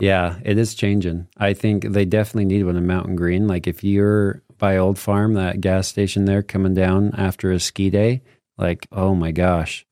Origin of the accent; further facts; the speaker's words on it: Morgan, Utah, United States; now in Eden, United States; I grew up in Morgan too. I now live in Eden.